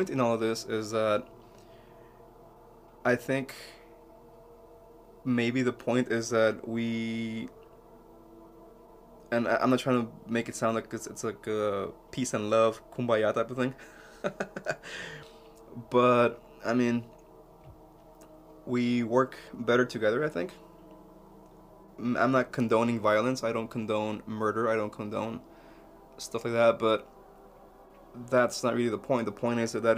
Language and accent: English; Mexico; moved away; when I was a little kid growing up in Mexico